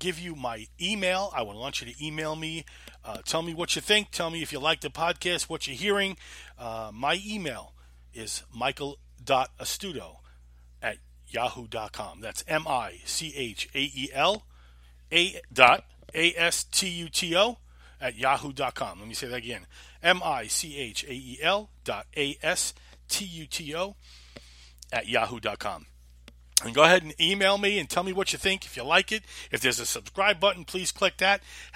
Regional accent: Holbrook, New York, United States; moved away as an adult; also born or lived in Queens, New York / Greensboro, North Carolina; now in Winston-Salem, United States; I lived in a town called Holbrook. Grew up there.

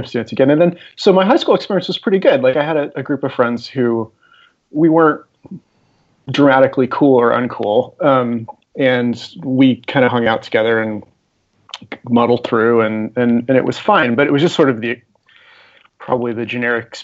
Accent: San Jose, California, United States; I grew up in San Jose

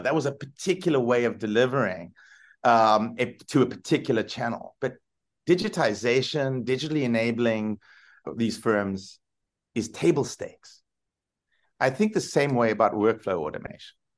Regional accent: South Africa; moved away; I grew up in South Africa

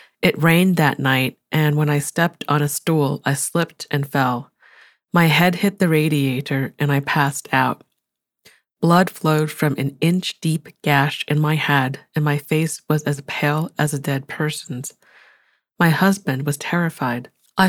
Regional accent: Jilin, China; I cleaned the wound and then drove 500 kilometers, 310 miles, from Dalian to my hometown in Jilin.

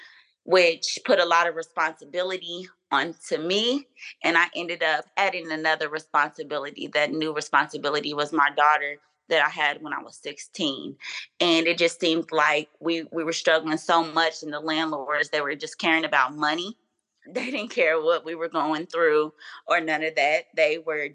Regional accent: Louisville, Kentucky, United States; I'm from Louisville, Kentucky, and I lived with my grandmother

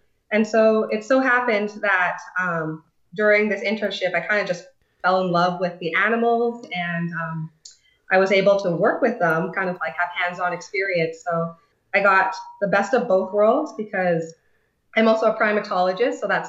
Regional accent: Calgary, Alberta, Canada; moved away as an adult; now in Philippines; So yeah, I'm actually originally from Canada, Calgary, Alberta. So I'm Canadian Filipina. So I have dual citizenship, so hence why I'm able to work here as well. And so yeah, that's my background side. And then I am now working in the Philippines

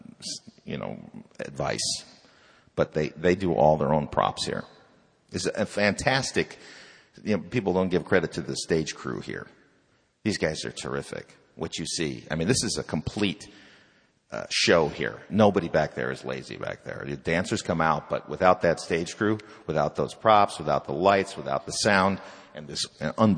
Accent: Chicago, Illinois, United States; I grew up in Chicago.

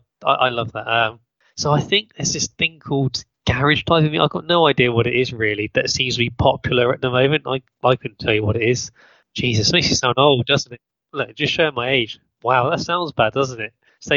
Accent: United Kingdom; accent: British; Yeah, my British accent, sorry.

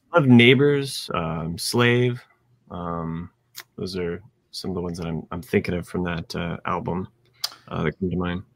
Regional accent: Ohio, United States; moved away; also born or lived in Indiana; I root for Ohio State because that is my home state.

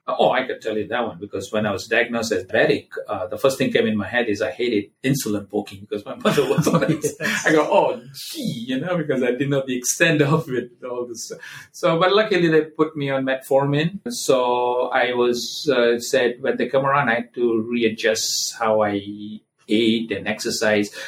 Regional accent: Gujarat, India; now in Cleveland, United States; I'm an Indian guy from Gujarat state.

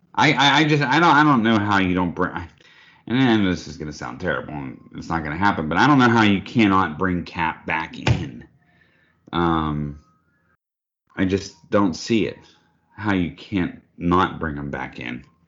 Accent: East Coast, United States; I'm from the East Coast

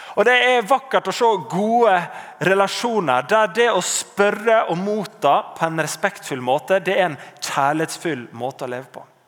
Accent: Norway

